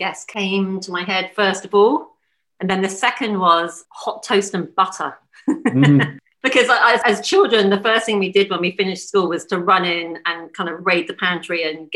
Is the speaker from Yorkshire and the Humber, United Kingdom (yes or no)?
no; Bournemouth, South West England, United Kingdom; also born or lived in London; now in New Zealand; I grew up in Bournemouth.